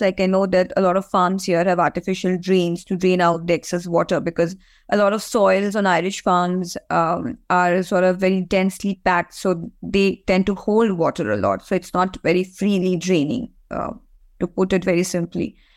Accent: India; now in Ireland; I come from India, so I, I know a lot more about that region than any other part of the world.

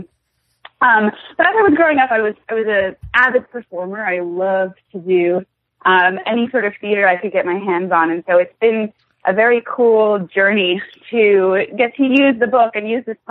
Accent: Katonah, New York, United States; also born or lived in London; I was born in London, actually. But I grew up in Westchester County in Katona, which is just about an hour north of New York City.

